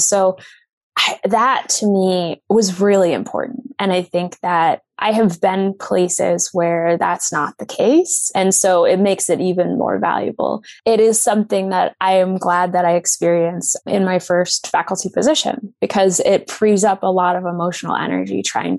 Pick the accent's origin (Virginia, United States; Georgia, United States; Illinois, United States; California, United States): Virginia, United States; I am originally from Northern Virginia, which is very diverse, and there is just a lot happening.